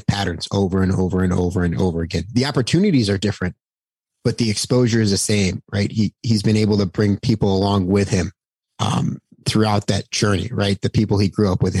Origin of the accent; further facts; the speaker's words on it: Buffalo, New York, United States; being from Buffalo, New York